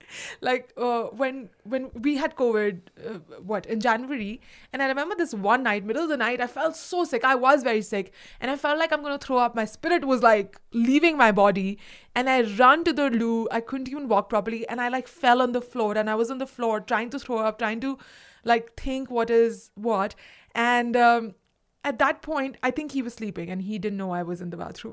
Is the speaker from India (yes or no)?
yes; India; English is a second language; moved away as an adult; now in United States; I am so direct as an Indian